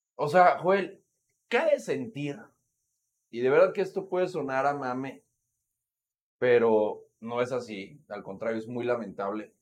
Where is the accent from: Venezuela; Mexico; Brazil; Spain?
Mexico; como mexicanos